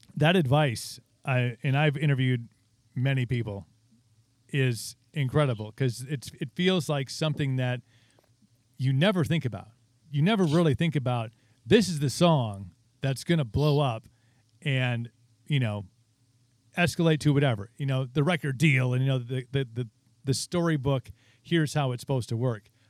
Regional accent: Wisconsin, United States; we're from Wisconsin, and, like, drinking is just, like, our thing

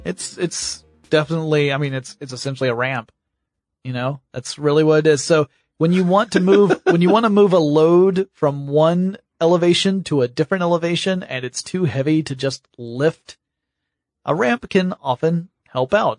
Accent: Georgia, United States; I'm from Georgia

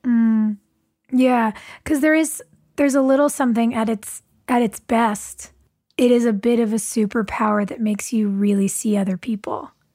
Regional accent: California, United States; lots of us were from here

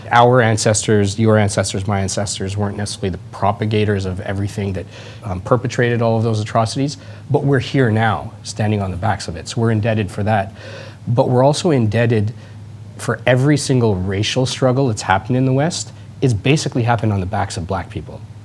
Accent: Edmonton, Alberta, Canada; moved away; also born or lived in Toronto; I was born and raised, I grew up here, I grew up in Edmonton, then I moved to Toronto.

